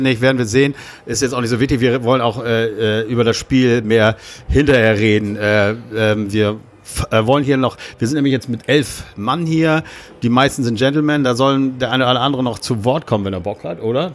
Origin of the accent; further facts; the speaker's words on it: Hamburg, Germany; als Hamburger